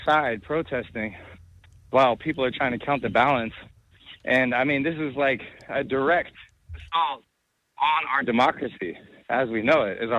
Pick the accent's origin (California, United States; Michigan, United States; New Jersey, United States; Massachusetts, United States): California, United States; I'm from California and I still live in California.